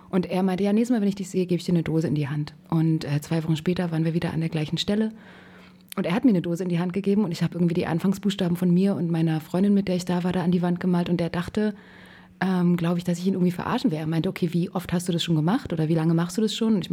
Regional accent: Berlin, Germany; aus dem Osten Berlins, aus Lichtenberg tatsächlich

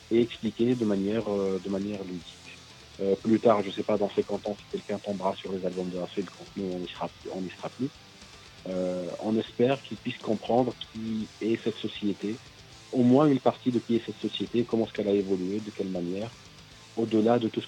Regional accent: Algeria; En tant qu'Algérien, par exemple, Nord-Africain, Algérien, on explique à travers certains personnages qui nous sommes

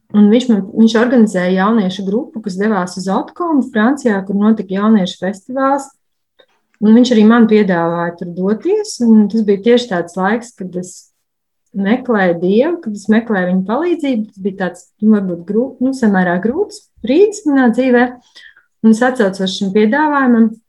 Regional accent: Riga, Latvia; es esmu no Rīgas

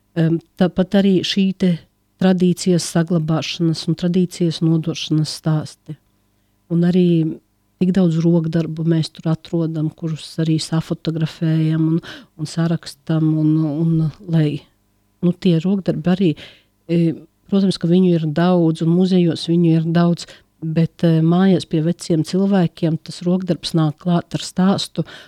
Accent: Latvia; born or raised there; now in Riga, Latvia

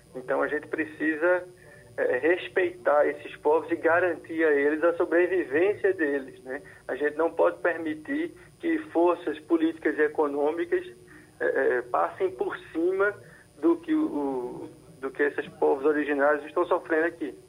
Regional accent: Brazil; eu continuo sendo brasileiro

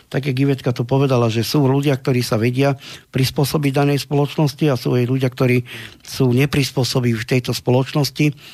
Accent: Slovakia; sme Slováci

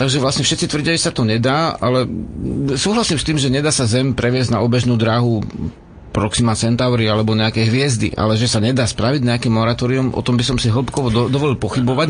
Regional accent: Slovakia

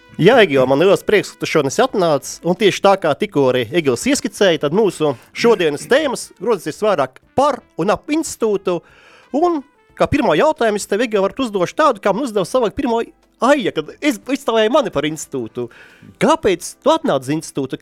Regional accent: Ventspils, Kurzeme, Latvia; es esmu pats no Ventspils

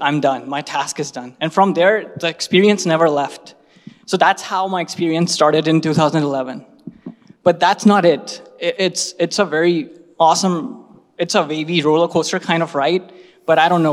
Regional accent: Bhopal, Madhya Pradesh, India; my hometown Bhopal

